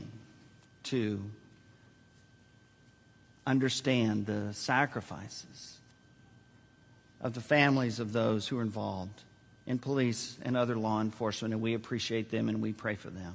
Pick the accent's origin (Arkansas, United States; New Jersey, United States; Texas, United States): Texas, United States; San Antonio; Joyce and I were born and raised in San Antonio, which is filled with Air Force bases.